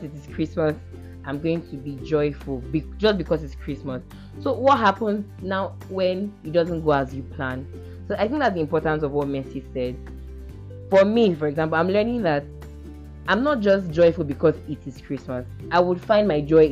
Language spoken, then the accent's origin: English; Cross River, Nigeria; I'm from Cross River State